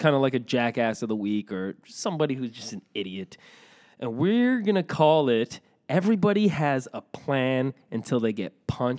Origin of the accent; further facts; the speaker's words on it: Morocco; I don't know, but like, please, I'm from Morocco, please.